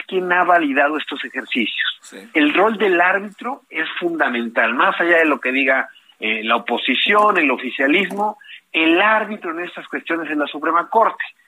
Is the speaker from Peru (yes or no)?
no; Mexico; tenemos nuevos derechos como mexicanos y como mexicanas